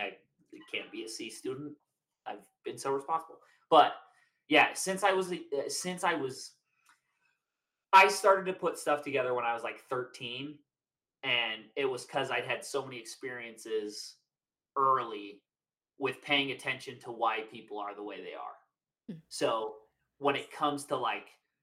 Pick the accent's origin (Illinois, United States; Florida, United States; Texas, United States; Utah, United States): Utah, United States; Draper; we grew up in Draper